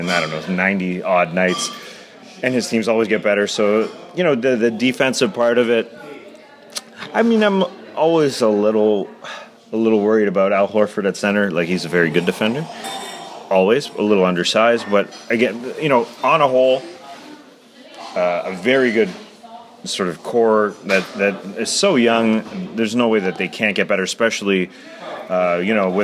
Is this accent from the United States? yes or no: no; Canada; as Canadians in Canada